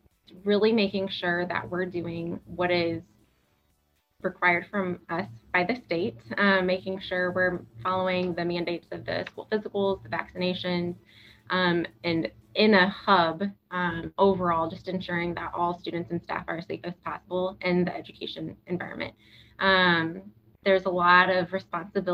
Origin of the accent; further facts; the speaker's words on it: Galesburg, Illinois, United States; also born or lived in Texas; I was born and raised in Galesburg.